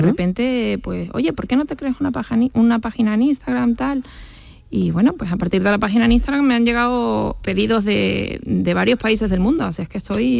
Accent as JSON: {"language": "Spanish", "town": "Badajoz", "region": "Extremadura", "country": "Spain", "said": "yo soy de Badajoz"}